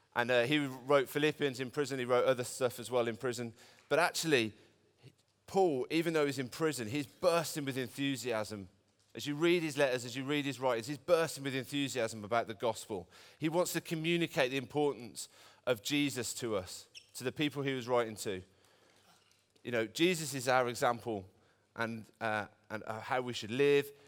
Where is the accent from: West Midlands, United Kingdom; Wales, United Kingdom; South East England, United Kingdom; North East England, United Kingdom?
West Midlands, United Kingdom; Birmingham; I'm from Birmingham. I'm a Brummie boy born and bred